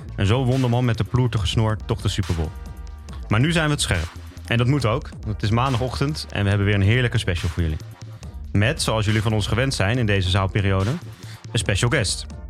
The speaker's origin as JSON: {"language": "Dutch", "town": "Amersfoort", "region": "Utrecht", "country": "Netherlands", "said": "ik uit Amersfoort kwam"}